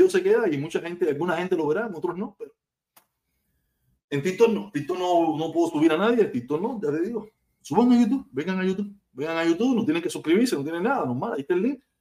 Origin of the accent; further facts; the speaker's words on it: Cuba; yo soy súper cubano, yo soy un cubanazo, un cubanazo que ama mi tierra